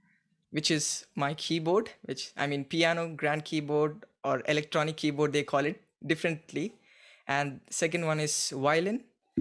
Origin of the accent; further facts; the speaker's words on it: Hyderabad, Telangana, India; first language Telugu; English is a second language; pianist and organist in Hyderabad Christadelphian Ecclesia, south of India, which is Telangana state.